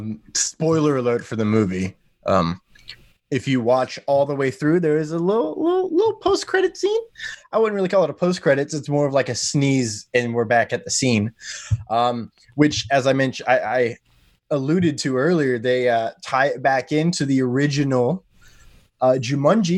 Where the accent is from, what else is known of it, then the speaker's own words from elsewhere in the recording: United States; I am American